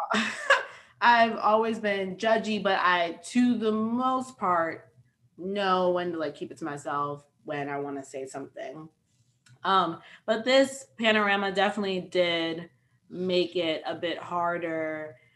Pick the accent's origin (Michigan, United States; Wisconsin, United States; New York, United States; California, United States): New York, United States; New York City; I'm also from New York City.